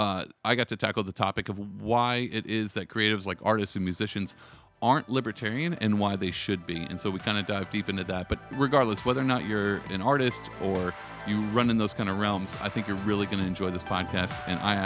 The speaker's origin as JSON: {"language": "English", "region": "Texas", "country": "United States", "moved": "yes", "lives_now": "New York, United States", "said": "I come from Texas, but I live in New York"}